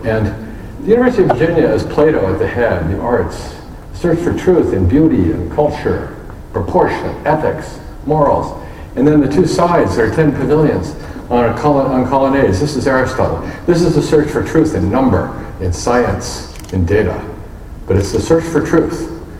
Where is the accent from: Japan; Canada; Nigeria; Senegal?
Japan; Tokyo; born there; And I was born in Tokyo, Japan in 1951.